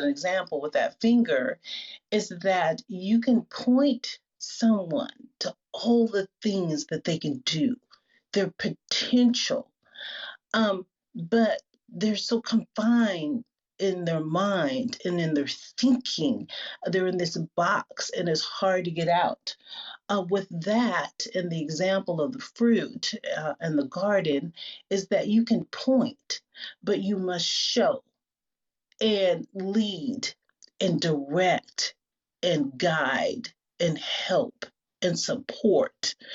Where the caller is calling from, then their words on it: Seattle, Washington, United States; I'm joining you from Seattle